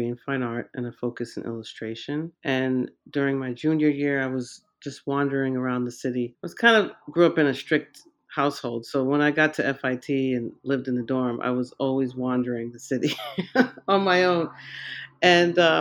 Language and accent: English; Central Islip, New York, United States; I grew up in Long Island in Central Islip, born and raised there.